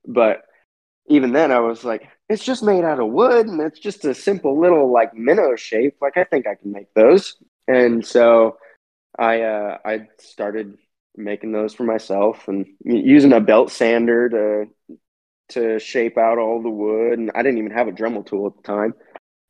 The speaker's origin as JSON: {"language": "English", "area": "East Bay Area", "region": "California", "country": "United States", "tie": "born or raised there", "also_born_or_lived": "Los Angeles, California", "said": "been in California my whole life. My only time out of the Bay Area, specifically the East Bay Area, was in college"}